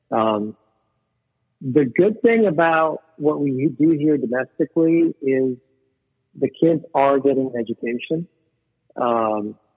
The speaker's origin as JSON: {"language": "English", "country": "Venezuela", "tie": "born there", "said": "Yeah, I was born in Venezuela."}